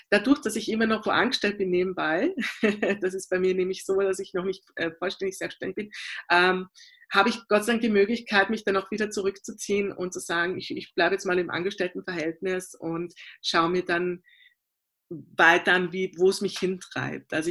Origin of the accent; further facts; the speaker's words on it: Vienna, Austria; Na, es war so, also ich bin äh, in der Theaterwelt von Wien aufgewachsen durch meine Eltern.